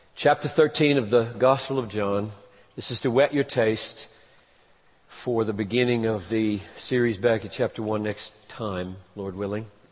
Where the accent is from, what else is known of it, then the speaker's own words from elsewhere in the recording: United States; second as an American